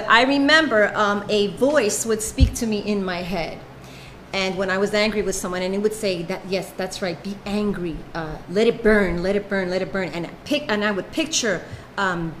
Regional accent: New York City, New York, United States; I'm from Brooklyn, Bushwick, and so they would send buses into the ghetto where I'm from, and they would pick up kids

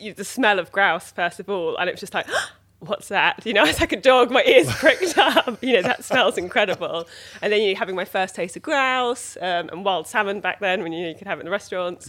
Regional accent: Dorset, South West England, United Kingdom; moved away; also born or lived in London; I grew up in Dorset on a kind of small holding

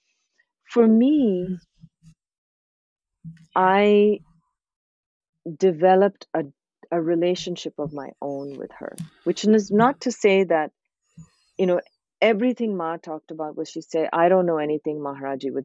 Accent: India; moved away; also born or lived in Thailand / Canada / New York City; I grew up in India where we're surrounded by these type of practices

